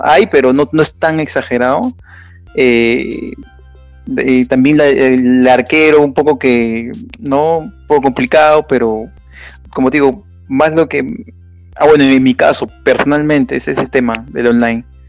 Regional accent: Lima, Peru; soy de Perú, de Lima

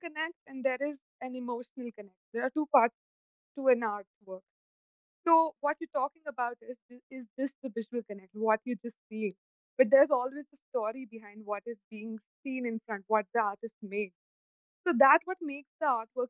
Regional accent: Jaipur, Rajasthan, India; I'm from Jaipur.

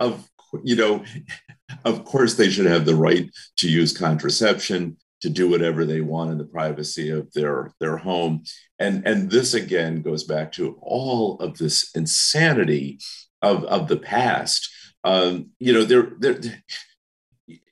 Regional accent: Rhode Island, United States; moved away; I'm from Rhode Island

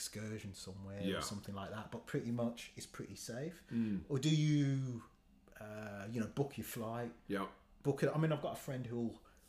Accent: Birmingham, West Midlands, United Kingdom; I was born in Birmingham.

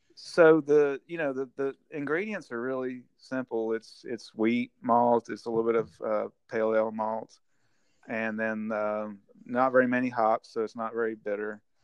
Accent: Vicksburg, Mississippi, United States; moved away as an adult; now in Nashville, United States; I grew up in, in Mississippi, and it's where a little town called Vicksburg

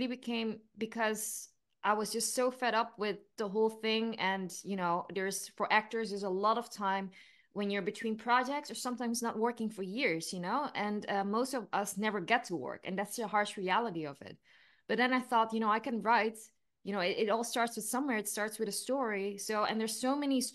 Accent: Eindhoven, North Brabant, Netherlands; moved away as an adult; also born or lived in New York; I am from a southern town in the Netherlands called Eindhoven.

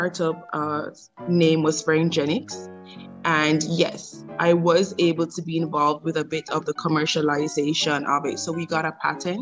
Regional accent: Jamaica; moved away; being a Jamaican

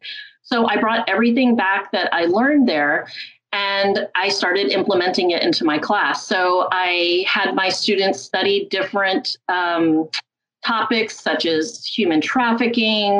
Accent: Hialeah, Florida, United States; also born or lived in Connecticut; I was born in Connecticut, but I was actually raised in Hialeah. I went to Hialeah High School

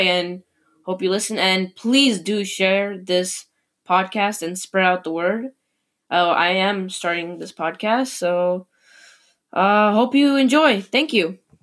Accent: Chicago, Illinois, United States; I'm from Chicago

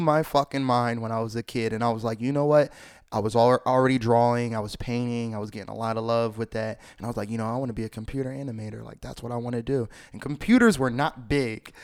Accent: Philadelphia, Pennsylvania, United States; I grew up in Philly, Philly, P A, uptown, anything from Germantown

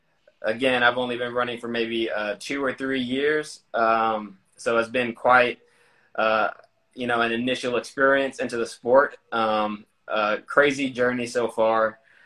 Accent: Houston, Texas, United States; also born or lived in San Diego, United States / Japan; So I was born in San Diego, California. When I was two and a half, we relocated to Japan. I spent 3 years overseas in Japan. When I was five, we moved back to the U.S., where I mostly grew up in Houston, Texas.

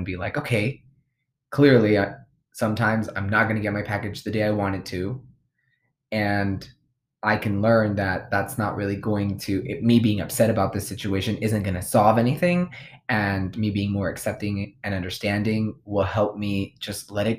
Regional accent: United States; we're American, born in this

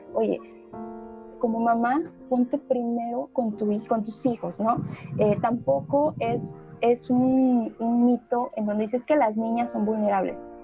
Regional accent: Oaxaca, Mexico; also born or lived in Veracruz; Yo soy del estado de Oaxaca

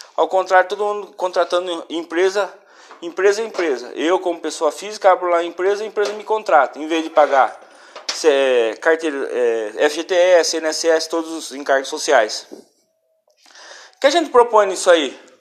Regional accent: Brazil; nós como brasileiros

